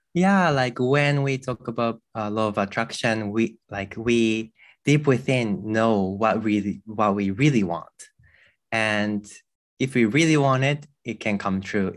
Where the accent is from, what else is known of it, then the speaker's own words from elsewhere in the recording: Japan; I grew up in a temple with, uh, monk parents. Um, growing up here